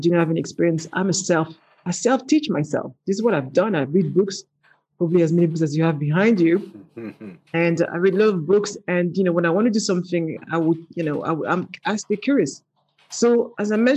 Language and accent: English; Paris, Île-de-France, France; accent: French; English is a second language; moved away as an adult; now in London, United Kingdom; born in Paris, not with a silver spoon in my mouth. You know, I grew up in the ghetto of Paris and moved to London